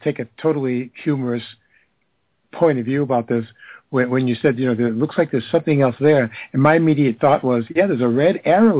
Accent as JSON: {"language": "English", "country": "United States", "accent": "American", "said": "I have enough trouble with my own American accent."}